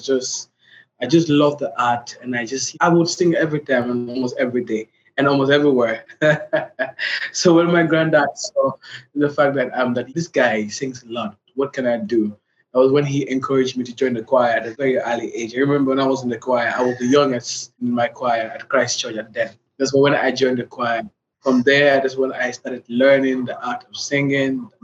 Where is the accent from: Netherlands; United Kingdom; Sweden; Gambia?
Gambia; from The Gambia.